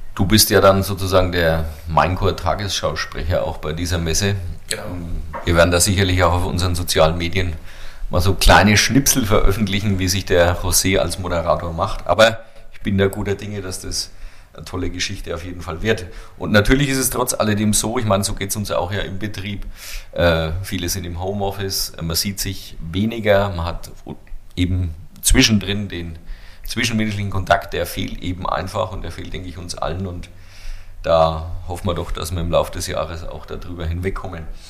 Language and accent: German; Bavaria, Germany; als Franke